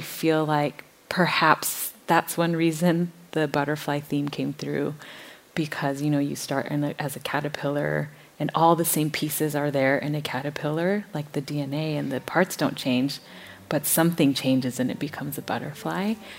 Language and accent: English; Minnesota, United States; I grew up in Minnesota